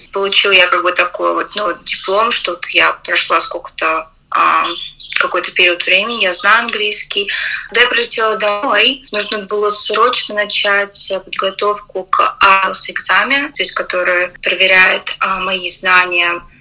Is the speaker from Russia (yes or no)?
yes; Russia; moved away as an adult; now in United Kingdom; я из России